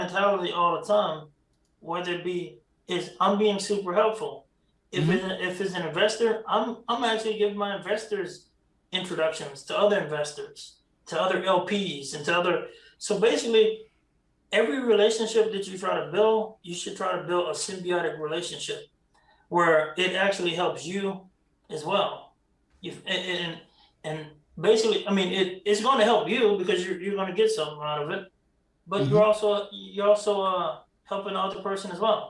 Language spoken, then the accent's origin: English; the South, United States; I'm from the South